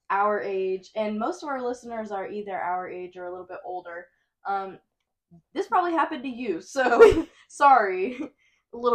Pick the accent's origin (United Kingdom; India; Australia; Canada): United Kingdom; East of England; accent: Essex; I'm from F, uh, from Essex. Like I know my accent is like from the Essex area. Like people call me a little ghetto girl from Essex.